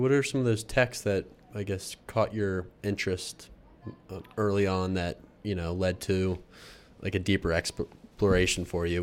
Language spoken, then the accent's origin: English; Pennsylvania, United States; I'm from Pennsylvania